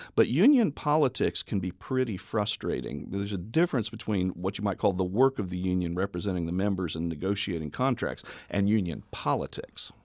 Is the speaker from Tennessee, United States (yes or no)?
yes; Memphis, Tennessee, United States; also born or lived in Oklahoma City, Oklahoma / Jackson County, Illinois; now in Carbondale, United States; Both of us grew up in this valley. Um, I'm from Memphis